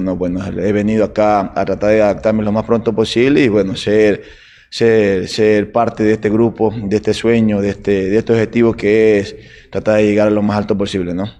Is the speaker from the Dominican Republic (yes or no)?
no; Ecuador